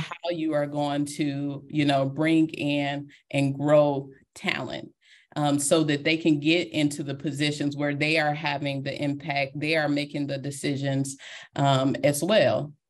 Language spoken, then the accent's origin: English; Detroit, Michigan, United States; I am a girl from Detroit, Michigan, and that will always be part of me